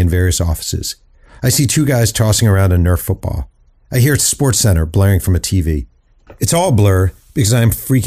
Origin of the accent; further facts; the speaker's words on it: Mahopac, New York, United States; moved away as an adult; also born or lived in Nashville, Tennessee; I'm a native New Yorker, but not a native of this New York. I'm from the Sticks, a small town called Mahopac